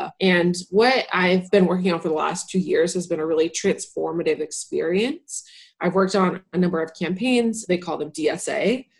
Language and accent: English; Ohio, United States; now in California, United States; So I moved to California from Northwest Ohio 3 years ago now.